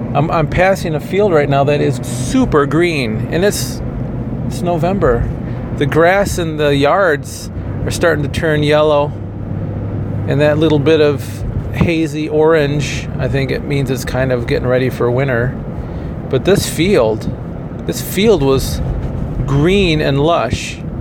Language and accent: English; Kalamazoo, Michigan, United States; moved away; also born or lived in Indiana; I had to commute to my hometown of Kalamazoo every day from Indiana